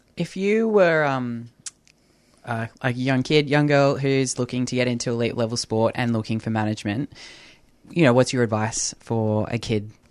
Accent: New South Wales, Australia; now in Victoria, Australia; I'm from New South Wales, so growing up footy there was N R L. now living here

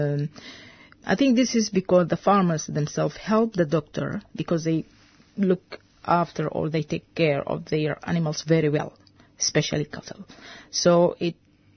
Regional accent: Khartoum, Sudan; English is a second language; moved away as an adult; now in Australia; I'm from North Sudan, Khartoum

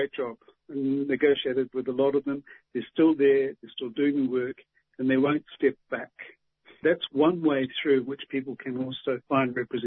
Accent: Waikato, New Zealand; I'm from the Tainui tribe in Waikato in New Zealand

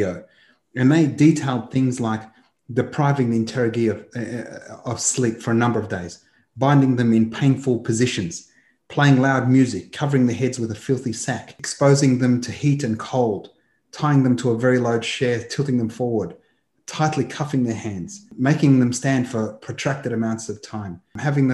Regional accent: Australia; a Palestinian who was born to a 48er who was ethnically cleansed, born in Australia, you can tell from my accent, Manar, that I'm about as white as a Palestinian can be in diaspora

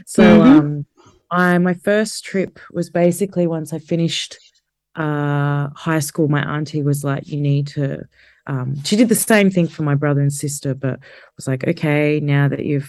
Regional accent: Geelong, Victoria, Australia; I grew up in Geelong in like the very late 80s, early 90s

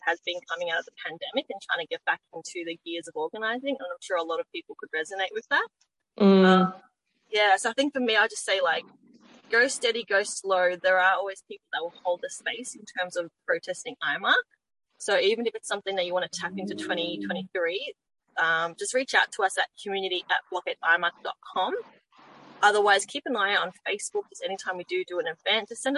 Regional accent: Melbourne, Victoria, Australia; I grew up in Melbourne, so my life has been cushy as anything.

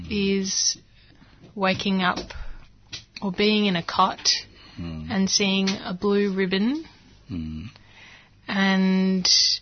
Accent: Sydney, New South Wales, Australia; moved away; I was brought up in Ashfield, mainly, in Sydney.

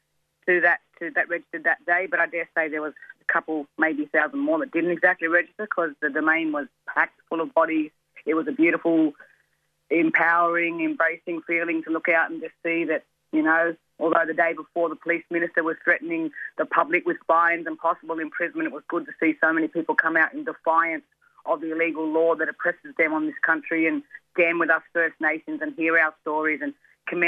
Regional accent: Gumbaynggirr, Dunghutti and Bundjalung nations, mid-north coast of New South Wales, Australia; I'm from the Goombangia, Dungari and Bundjalung nations, three nations on the mid-north coast of New South Wales

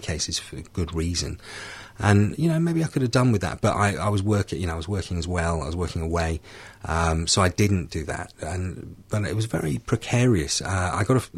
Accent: United Kingdom; I came into the rooms in the UK, in my hometown

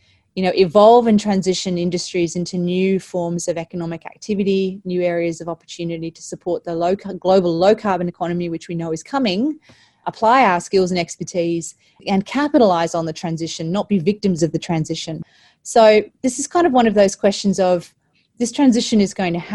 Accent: Australia; As Australian superannuates

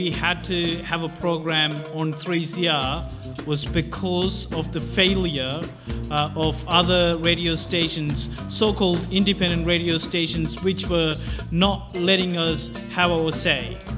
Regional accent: England, United Kingdom; now in Australia; Yeah, well, I'm from England originally, so

